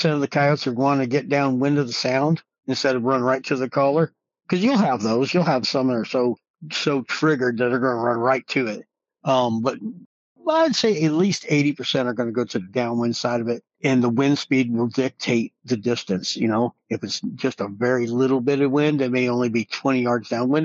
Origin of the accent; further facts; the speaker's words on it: Midwest, United States; now in New Mexico, United States; Growing up in the Midwest